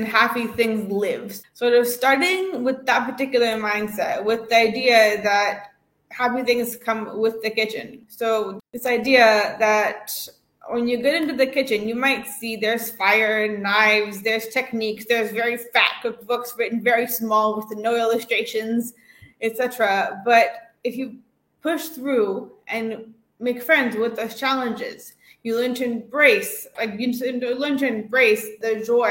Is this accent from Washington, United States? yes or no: no; San Francisco, California, United States; I grew up in San Francisco